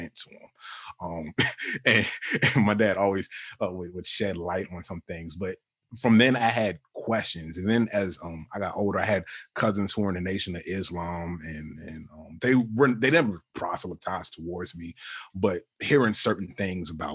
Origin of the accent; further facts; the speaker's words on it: Richmond, Virginia, United States; I grew up in Richmond, Virginia for the most part